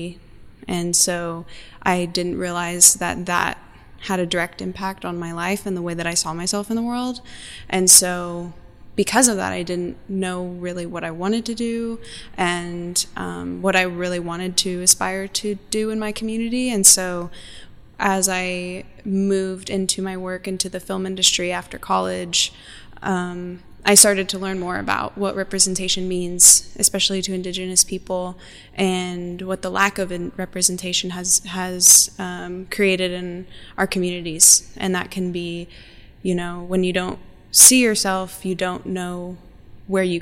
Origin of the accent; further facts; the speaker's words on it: Norman, Oklahoma, United States; now in Tulsa, United States; I am from Norman, Oklahoma, and I currently live on the Muscogee Creek Reservation in Tulsa, Oklahoma